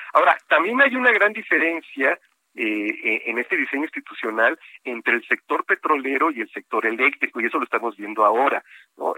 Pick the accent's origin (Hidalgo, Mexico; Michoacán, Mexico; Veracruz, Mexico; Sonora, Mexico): Veracruz, Mexico; Coatzacoalcos; moved away; allá eh, en mi pueblo